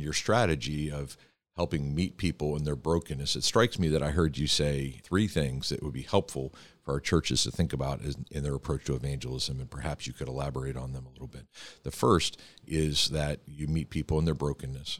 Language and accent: English; Pittsburgh, Pennsylvania, United States; my hometown of Pittsburgh